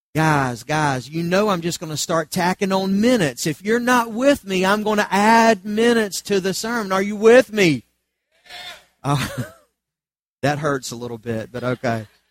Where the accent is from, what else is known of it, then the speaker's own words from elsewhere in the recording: Charlotte, North Carolina, United States; I grew up in Charlotte under the umbrella of the PTL Club